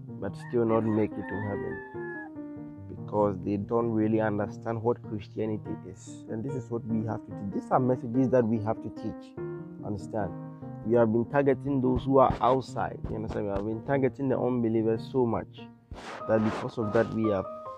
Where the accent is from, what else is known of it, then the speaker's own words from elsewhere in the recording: Ghana; I'm from Ghana, I'm a Ghanaian.